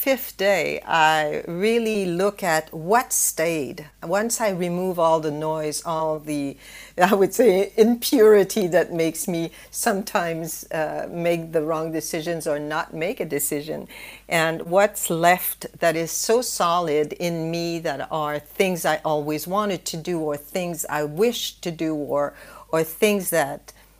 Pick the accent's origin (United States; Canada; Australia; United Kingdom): Canada; moved away as an adult; also born or lived in Singapore; in Canada, where I come from